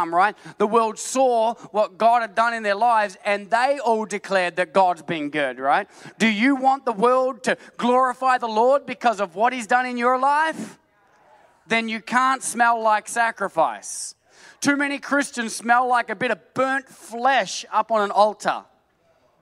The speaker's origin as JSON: {"language": "English", "country": "Australia", "said": "I'm an Aussie"}